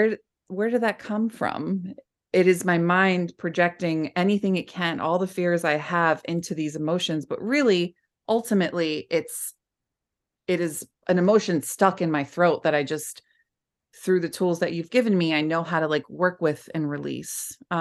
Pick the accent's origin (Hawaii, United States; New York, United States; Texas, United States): New York, United States; Bronx; I grew up in the Bronx, and a lot of people are like, "Where's your Bronx, …?"